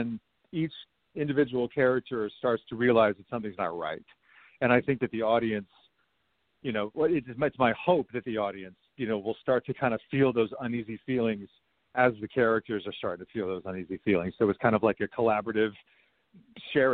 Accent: Westchester County, New York, United States; I grew up in Westchester County, New York

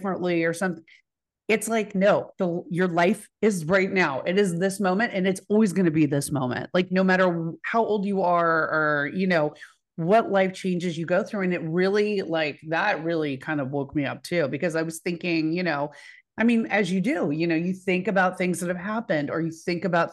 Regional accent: Dallas, Texas, United States; I'm from Dallas

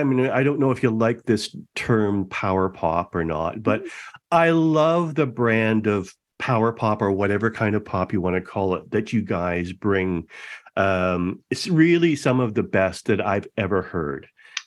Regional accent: Etobicoke, Ontario, Canada; I grew up in Etobicoke, 427 in Burnham Thorpe, but I've lived virtually every area in Toronto.

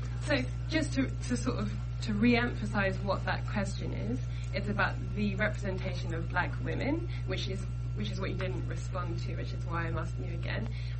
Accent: United Kingdom; my mother is American. But I grew up in the UK

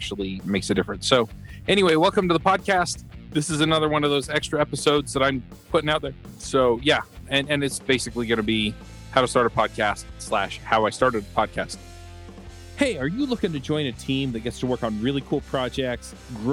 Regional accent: Utah, United States; also born or lived in Atlanta; I was born here in Utah before they went to dental school

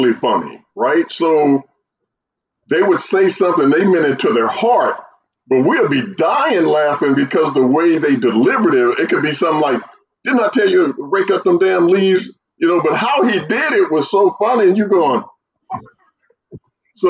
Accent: St. Louis, Missouri, United States; I grew up in St. Louis

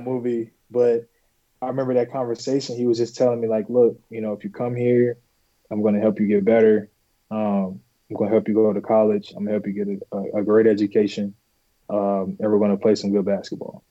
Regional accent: Bolingbrook, Illinois, United States; I'm originally from Bolingbrook, Illinois

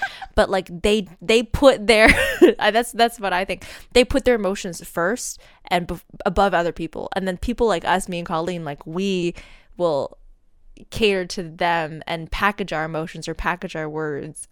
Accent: United States; now in Seattle, United States; being an American

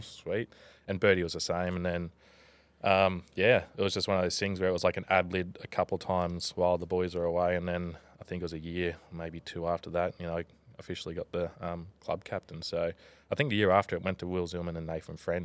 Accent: Tweed Heads, New South Wales, Australia; also born or lived in Gold Coast, Queensland / Canberra / Brisbane; I'm a proud Bungeelung man from Tweed Heads.

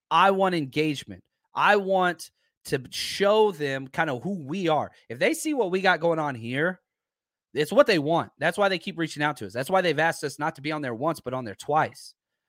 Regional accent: Dallas, Texas, United States; growing up in Dallas-Fort Worth

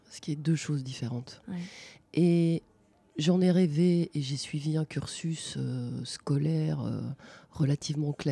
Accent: Grand Est, France; born there; je suis née en Lorraine, après on a beaucoup déménagé avec mes parents

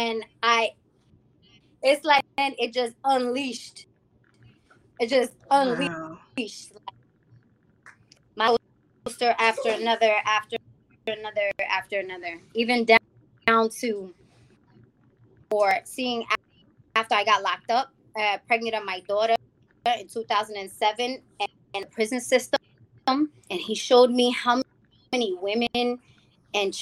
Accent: New York City, New York, United States; moved away as an adult; also born or lived in Rhode Island; I'm from the Bronx

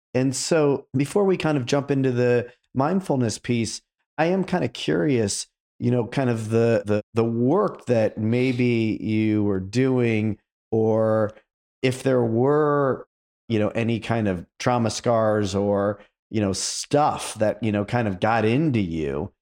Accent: Akron, Ohio, United States; I grew up in Akron

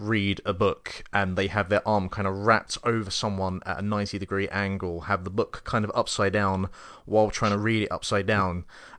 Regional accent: England, United Kingdom; Well, we are also like from England and complaining.

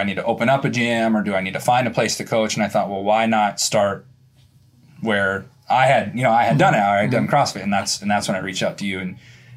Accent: Florida, United States; I grew up in Florida hunting and fishing

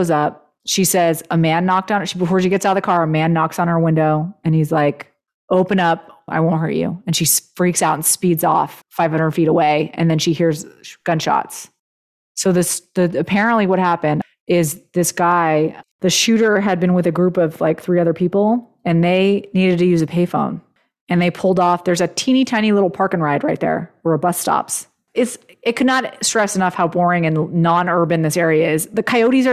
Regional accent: Los Angeles, California, United States; really close to where I grew up

